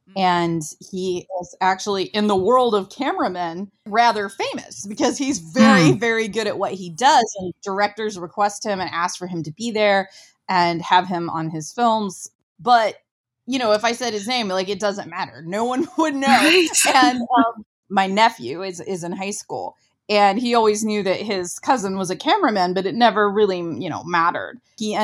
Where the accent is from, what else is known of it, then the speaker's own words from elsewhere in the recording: Ohio, United States; I'm from Ohio.